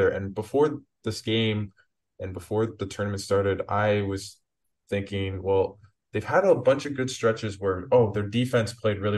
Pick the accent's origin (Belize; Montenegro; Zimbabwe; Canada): Canada; just as a Canadian fan that, and I'm sure you feel the same.